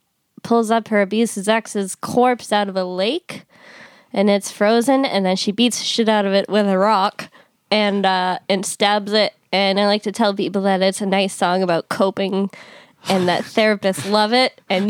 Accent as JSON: {"language": "English", "town": "Easthampton", "region": "Massachusetts", "country": "United States", "said": "I'm from East Hampton, Massachusetts"}